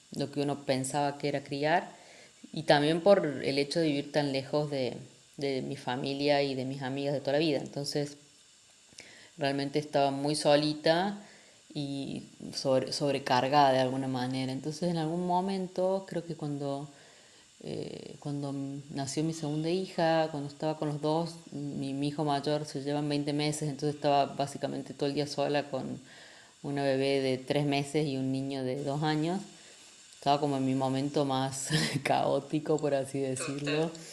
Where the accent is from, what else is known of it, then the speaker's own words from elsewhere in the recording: Argentina; moved away as an adult; also born or lived in Mexico; now in Spain; yo soy de Argentina, nativa, aunque ahora vivimos en España